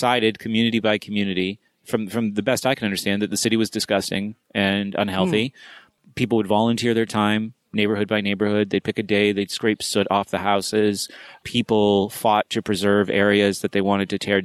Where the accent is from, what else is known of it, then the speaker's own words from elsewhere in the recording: New Hampshire, United States; moved away as an adult; I lived in New Hampshire, but I grew up in New Hampshire